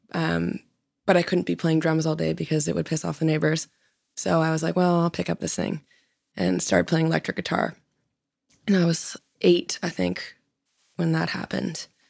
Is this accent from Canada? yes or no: yes; Vancouver, British Columbia, Canada; moved away as an adult; now in Nashville, United States; I was born in Vancouver, and then every summer we'd take the boat for about two months and go up north